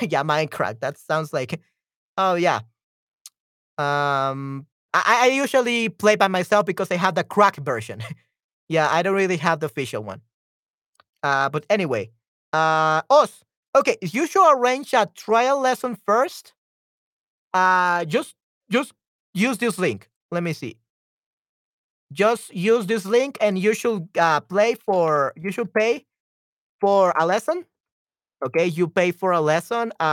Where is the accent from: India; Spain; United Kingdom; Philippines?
Spain; English is a second language; also born or lived in United States; I had an ex-girlfriend that was also my childhood friend in Spain